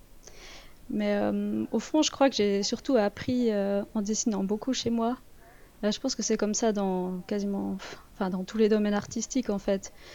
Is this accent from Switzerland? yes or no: yes; Vaud, Switzerland; accent: Vaudois; mon accent vaudois